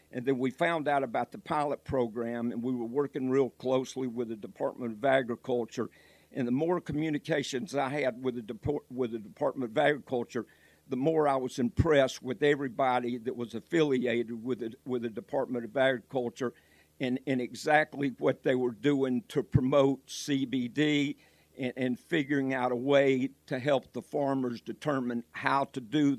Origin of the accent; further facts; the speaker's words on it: Georgia, United States; also born or lived in Michigan; now in North Carolina, United States; when I came to North Carolina, I moved down here originally from Georgia. I lived in Michigan.